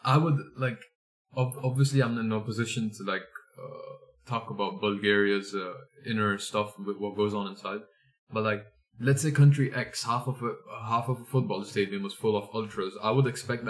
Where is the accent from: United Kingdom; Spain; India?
India; I'm an Indian.